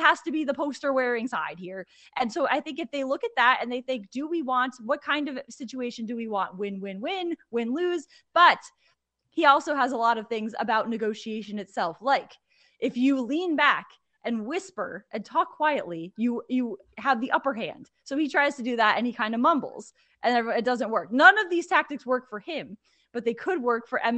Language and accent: English; Connecticut, United States; I grew up in Connecticut